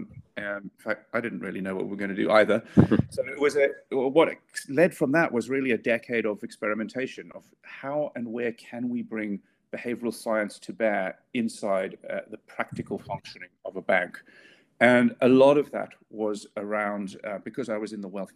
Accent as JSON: {"language": "English", "country": "South Africa", "tie": "born or raised there", "moved": "yes", "lives_now": "United Kingdom", "said": "I'm not from the UK originally. I grew up in South Africa"}